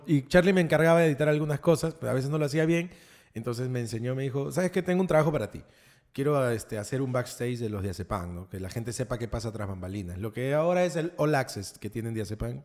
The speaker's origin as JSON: {"language": "Spanish", "region": "Lima", "country": "Peru", "tie": "born or raised there", "also_born_or_lived": "Miraflores, Lima", "said": "he crecido en el Rimac toda mi vida. Pero ahora soy miraflorino"}